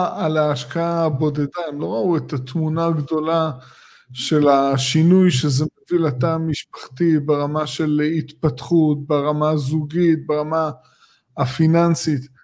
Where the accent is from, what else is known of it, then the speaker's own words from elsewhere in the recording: Tel Aviv area, Tel Aviv District, Israel; אני גדלתי פה